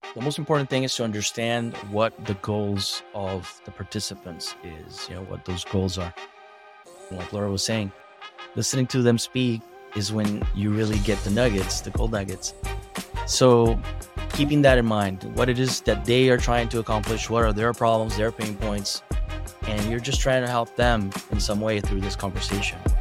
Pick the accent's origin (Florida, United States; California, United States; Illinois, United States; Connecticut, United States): Florida, United States; Boca Raton; I'm from Boca Raton, Florida